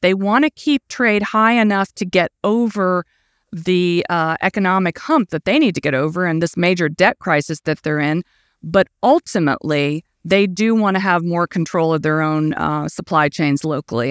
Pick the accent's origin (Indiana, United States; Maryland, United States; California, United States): Indiana, United States; I grew up in the Midwest. I'm from Indiana